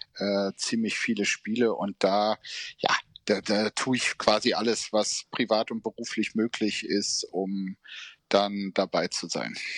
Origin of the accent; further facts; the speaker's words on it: Bergisch Gladbach, North Rhine-Westphalia, Germany; ich bin in Gladbach geboren, weil Bergische Gladbach